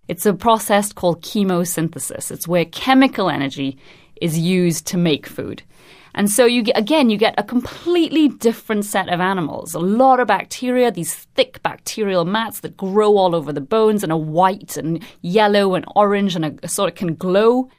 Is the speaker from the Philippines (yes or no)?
no; Trinidad & Tobago; now in London, United Kingdom; I'm originally from Trinidad and Tobago, but I'm currently based at the Natural History Museum in London